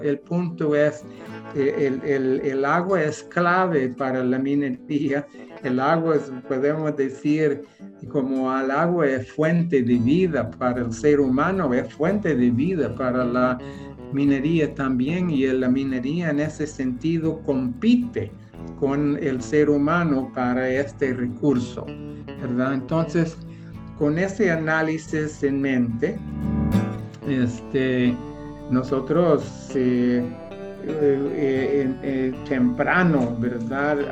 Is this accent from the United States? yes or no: yes; United States; Spanish is a second language; moved away as an adult; also born or lived in Central America; now in El Salvador; soy norteamericano